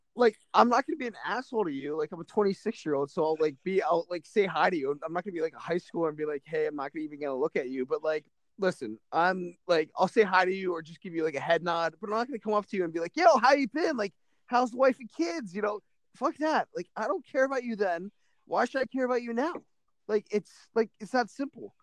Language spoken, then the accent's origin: English; United States; I'm not Irish. I'm from Irish descent, but I'm American